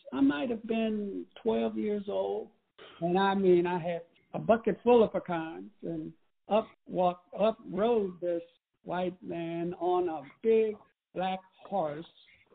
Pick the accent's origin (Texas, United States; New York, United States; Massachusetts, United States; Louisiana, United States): Louisiana, United States; Alexandria; I was born in 1942 in Alexandria, Louisiana